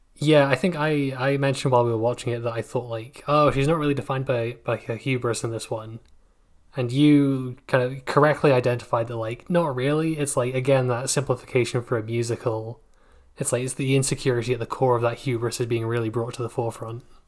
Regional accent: United Kingdom; I'm British

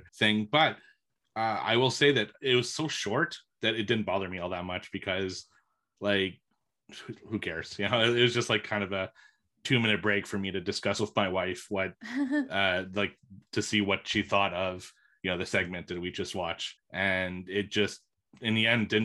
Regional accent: Canada; being a Canadian

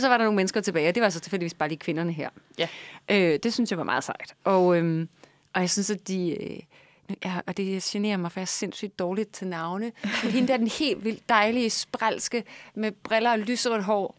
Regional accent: Vejle, Southern Denmark, Denmark; Jeg er fra Vejle

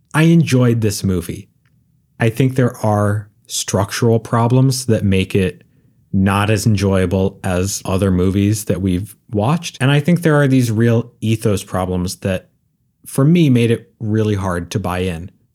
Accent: Northeast, United States; I grew up in the Northeast

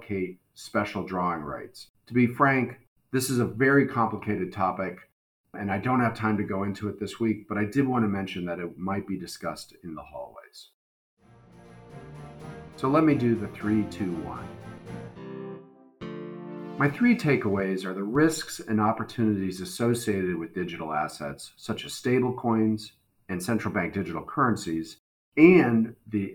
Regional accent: United States; I am an American

